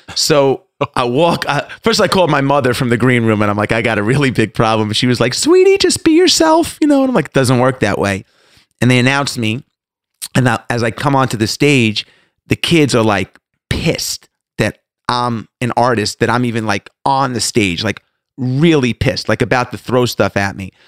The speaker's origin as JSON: {"language": "English", "area": "Long Island", "region": "New York", "country": "United States", "tie": "born or raised there", "moved": "yes", "lives_now": "Atlanta, United States", "said": "I grew up in Long Island"}